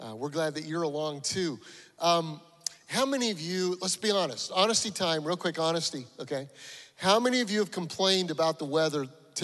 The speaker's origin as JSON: {"language": "English", "town": "Denver", "region": "Colorado", "country": "United States", "also_born_or_lived": "Freeport, Illinois", "moved": "yes", "lives_now": "Awendaw, United States", "said": "Denver, I'm from Denver, Colorado"}